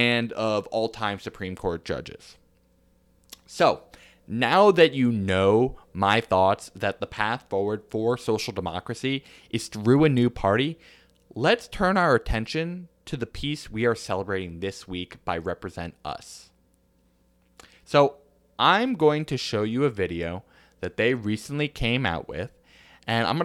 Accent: Ramapo, New York, United States; my hometown of Ramapo, New York

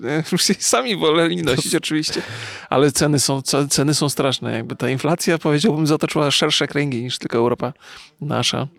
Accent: Poland; ja też jestem przecież mm, z Polski

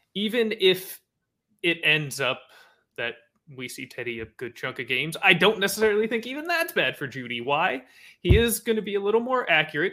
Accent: Bay Area, California, United States; I'm from the Bay Area

